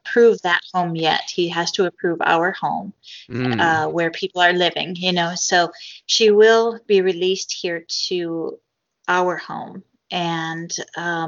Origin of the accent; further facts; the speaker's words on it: United States; as an American